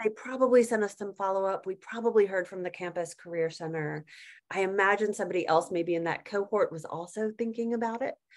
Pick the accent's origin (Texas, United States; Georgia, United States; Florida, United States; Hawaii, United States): Georgia, United States; Atlanta; moved away as an adult; also born or lived in Denver, Colorado; I had grown up in Georgia. So I grew up in Atlanta